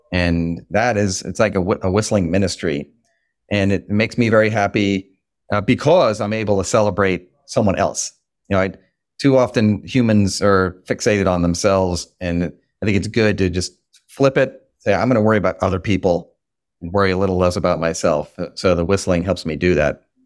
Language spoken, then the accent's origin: English; Long Island, New York, United States; moved away as an adult; now in Washington, D.C., United States; I'm from Long Island, New York